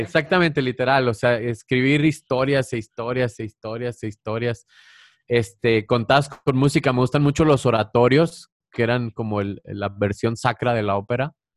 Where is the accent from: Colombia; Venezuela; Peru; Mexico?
Mexico; Chihuahua; agarré uno de mi tierra, que es de Chihuahua, que yo bailé ese bailable de niño